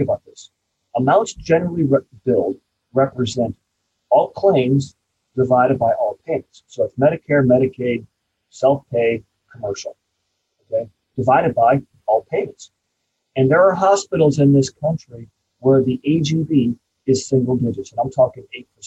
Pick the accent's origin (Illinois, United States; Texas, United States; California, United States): Illinois, United States; Champaign; my hometown of Champaign